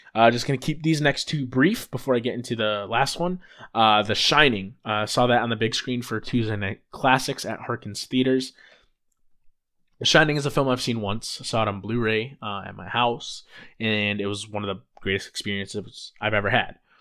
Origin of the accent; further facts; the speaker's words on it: Rockford, Illinois, United States; a kid from my hometown, Rockford, Illinois.